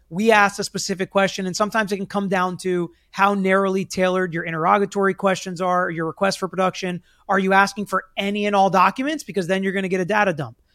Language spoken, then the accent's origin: English; Florida, United States; here in my home state where so much crazy stuff happens.